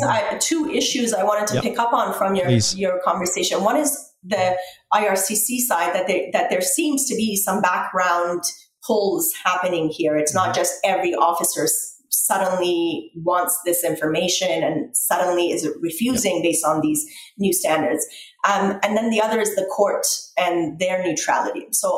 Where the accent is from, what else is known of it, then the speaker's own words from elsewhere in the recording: Canada; It's unfortunate and difficult as a Canadian to be in a position where I think that that's what's happening with our government as well.